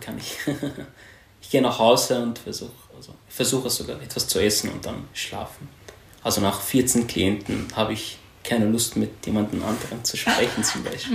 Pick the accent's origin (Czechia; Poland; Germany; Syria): Syria; German is a second language; moved away as an adult; now in Austria; Ich komme aus Syrien. Ich bin im Jahr 2015 nach Österreich geflüchtet, habe die Sprache gelernt